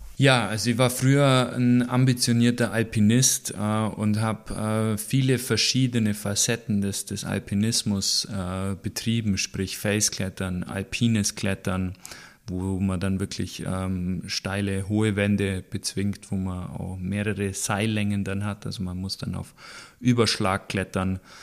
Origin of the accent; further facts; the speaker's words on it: Bavaria, Germany; das ist bei uns in Süddeutschland, in Bayern